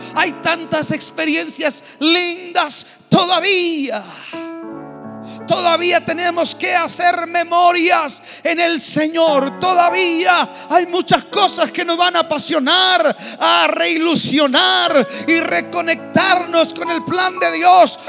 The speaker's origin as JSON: {"language": "Spanish", "country": "Mexico", "tie": "born or raised there", "said": "Yo aprendí a nadar en el río Bravo. Viví de niño en la Bellavista, a una cuadra del río."}